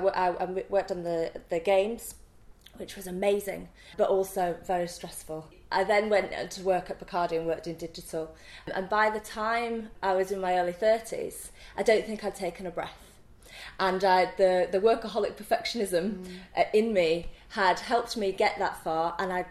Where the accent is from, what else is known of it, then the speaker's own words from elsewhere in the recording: Leeds, Yorkshire and the Humber, United Kingdom; accent: Leeds accent, Yorkshire twang; moved away as an adult; A fantastic Leeds accent. And, you know, my Yorkshire twang